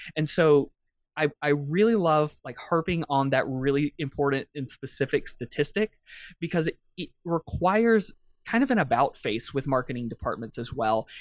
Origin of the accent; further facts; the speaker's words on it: Atlanta, Georgia, United States; I'm from Atlanta, the cradle of the civil rights movement